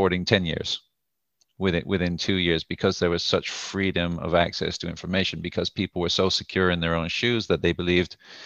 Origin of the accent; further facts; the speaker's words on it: United Kingdom; moved away as an adult; also born or lived in United States; now in Tel Aviv, Israel; I'm originally from the UK before living in the US for a couple of years